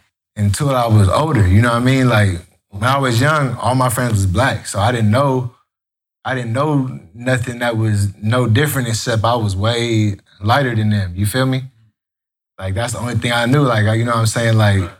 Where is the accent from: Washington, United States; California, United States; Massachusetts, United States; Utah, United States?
California, United States; Los Angeles; nah, I was raised in L.A. I was born on Prairie at Daniel Freeman Hospital.